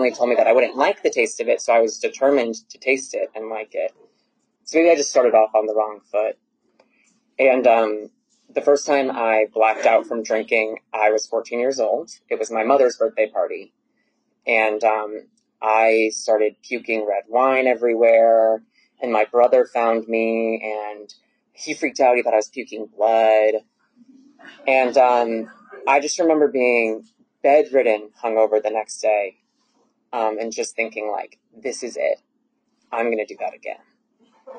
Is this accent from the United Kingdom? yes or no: no; Lexington, Massachusetts, United States; now in Atlanta, United States; I was born in Lexington, Massachusetts, which is right outside of Boston